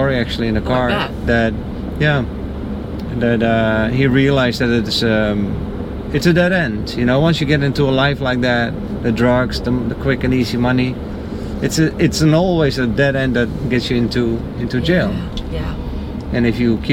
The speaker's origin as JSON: {"language": "English", "country": "Netherlands", "also_born_or_lived": "Miami", "moved": "yes", "lives_now": "United States", "said": "I'm from the Netherlands"}